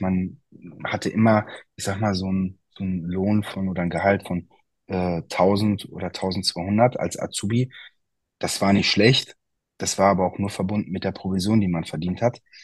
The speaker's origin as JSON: {"language": "German", "town": "Altena", "region": "North Rhine-Westphalia", "country": "Germany", "said": "meine Eltern haben ein Eiscafé bei uns in Altena, da komme ich her"}